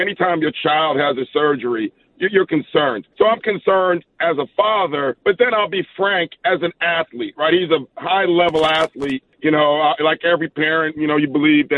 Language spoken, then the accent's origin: English; Jamaica; also born or lived in Queens, New York, United States; now in Irvine, United States; Originally Jamaica, but a little bit of New York in there too